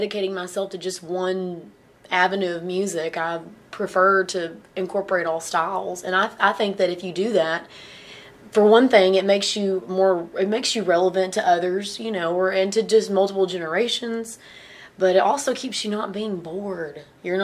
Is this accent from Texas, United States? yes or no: yes; Chandler, Texas, United States; also born or lived in Missouri; I'm from Chandler, Texas. I've been there since I was born and raised East Texas